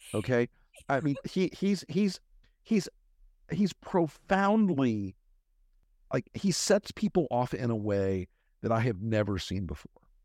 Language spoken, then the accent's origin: English; Florida, United States; It's Florida. I'm in my home state